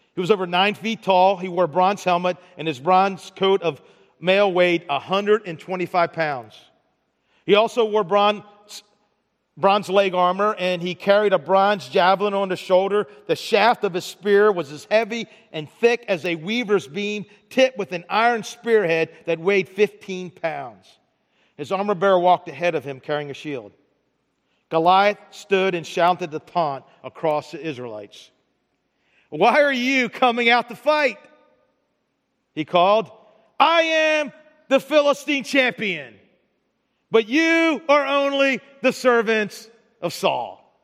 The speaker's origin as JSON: {"language": "English", "town": "Baltimore", "region": "Maryland", "country": "United States", "moved": "yes", "said": "I'm from Baltimore"}